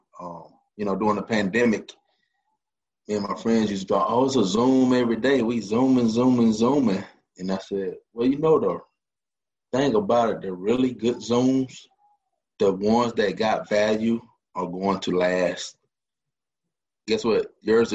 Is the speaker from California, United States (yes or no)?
no; Tifton, Georgia, United States; now in Columbus, United States; Originally, I'm from Tifton, Georgia. That is South Georgia